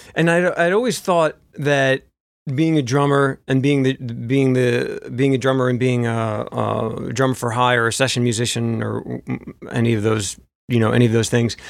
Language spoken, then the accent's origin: English; New Jersey, United States; moved away as an adult; also born or lived in Memphis; I'm from New Jersey